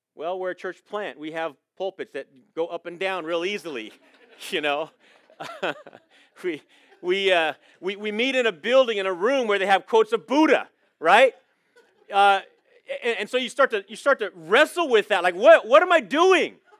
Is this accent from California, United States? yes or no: yes; Coronado, California, United States; moved away; I was born in Coronado, so I'm a San Diego boy